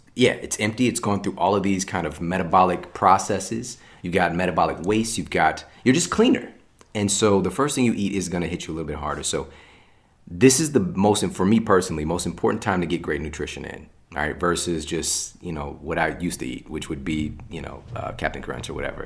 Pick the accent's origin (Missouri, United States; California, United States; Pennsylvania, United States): Missouri, United States; St. Louis; I'm from Saint Louis, so, like, there's still barely a juice bar there